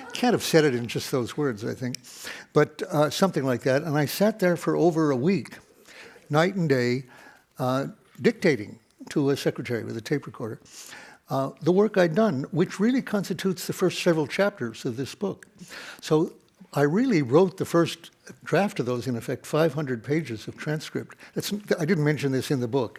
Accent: Detroit, Michigan, United States; my hometown of Detroit

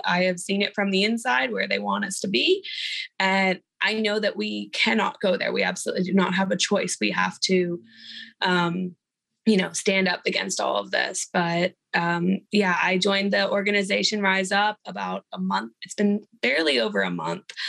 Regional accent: Houston, Texas, United States; also born or lived in Austin, Texas; I'm from Austin, Texas, born and raised in Houston

